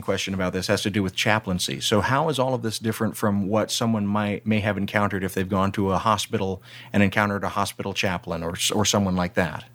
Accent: Deep South, United States; I grew up in the Deep South

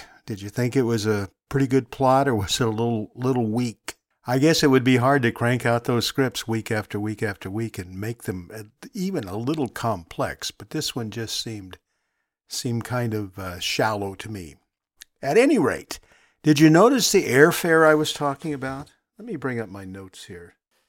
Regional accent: Long Beach, California, United States; my house where I grew up in Long Beach, California.

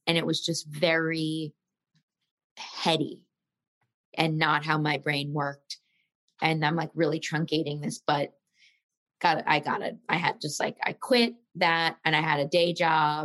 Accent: Philadelphia, Pennsylvania, United States; as a kid, I'm from Philly, and my parents were very sweet, and they let me sign up for classes at the Walnut Street Theater every Saturday

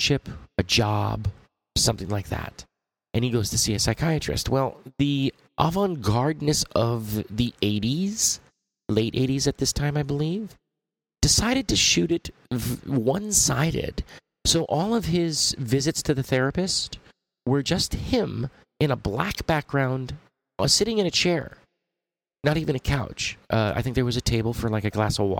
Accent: Los Angeles, California, United States; I grew up in Los Angeles. The San Fernando Valley, which is basically Hollywood.

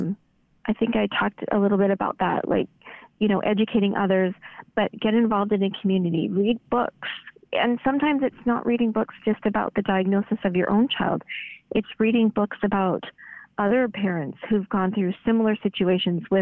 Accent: Canada; now in United States; I'm a Canadian

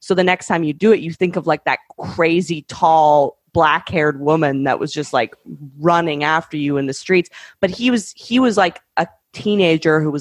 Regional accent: Canada; moved away; I'm from Canada

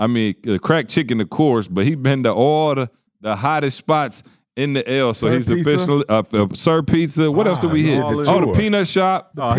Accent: Georgia, United States; now in Lansing, United States; You know I came from Georgia.

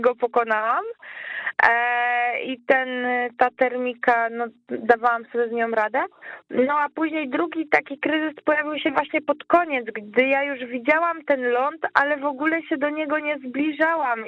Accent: Łódź, Łódź Voivodeship, Poland; ja jestem z Łodzi

